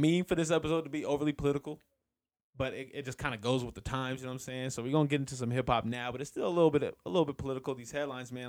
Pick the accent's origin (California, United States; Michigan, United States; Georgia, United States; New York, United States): California, United States; moved away; I'm from California